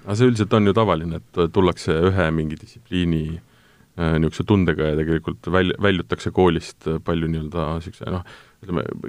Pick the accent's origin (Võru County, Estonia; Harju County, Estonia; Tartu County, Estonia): Tartu County, Estonia; Tartu; mina olen ise Tartust pärit